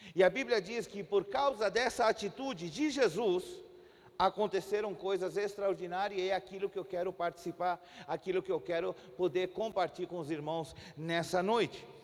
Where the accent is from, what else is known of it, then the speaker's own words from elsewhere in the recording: Chile; Portuguese is a second language; also born or lived in Brazil / Santiago, Chile; somos nascidos no Chile. Chile e moramos alguns anos aqui no Brasil, mas já fazem 12 anos que nós estamos de volta no nosso país.